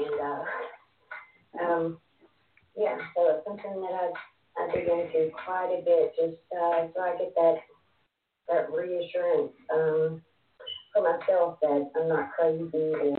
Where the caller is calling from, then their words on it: Texas, United States; About 2.5 hours from Dallas.